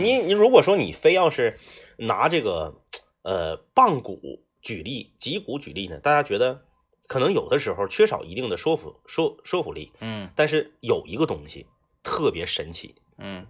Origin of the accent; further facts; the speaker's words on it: Liaoning, China; 我的老家辽宁